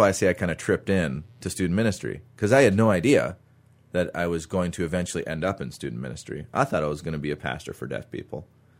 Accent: Minnesota, United States; and so I actually had to borrow another church's student ministry on Wednesdays growing up in Minnesota.

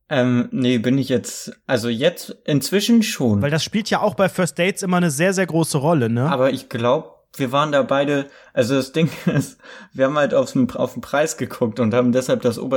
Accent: Hamburg, Germany; Ich komme aus Hamburg

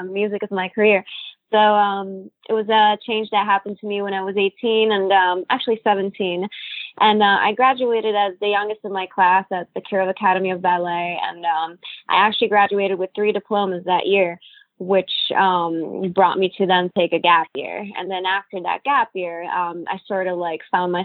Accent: Italy; also born or lived in Cannes, France / Monte Carlo, Monaco / Washington, D.C., United States; now in New York, United States; I was born in Italy, actually, but I grew up bilingual.

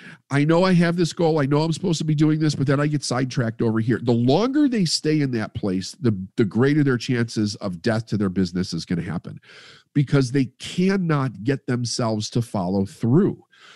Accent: Midwest, United States; And we come from the Midwest, which is the capital of the quarter chair, the armchair quarterback.

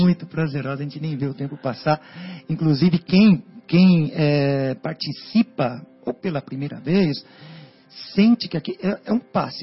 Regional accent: São Paulo, Brazil; Sou, sou de São Paulo, capital

